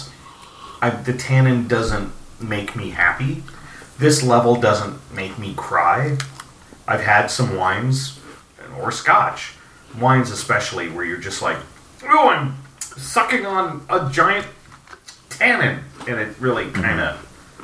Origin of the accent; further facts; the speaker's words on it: San Diego, California, United States; San Diego, my hometown